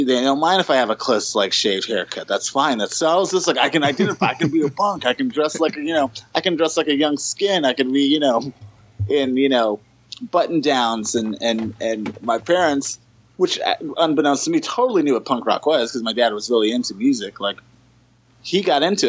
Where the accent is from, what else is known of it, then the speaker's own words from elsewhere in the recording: Los Angeles, California, United States; I was born and raised in Los Angeles, California